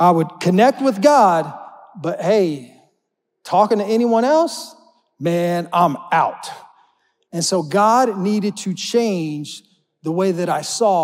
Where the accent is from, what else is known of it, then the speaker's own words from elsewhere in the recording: Oklahoma, United States; I'm not from Florida, right? I'm from Oklahoma where we got tornadoes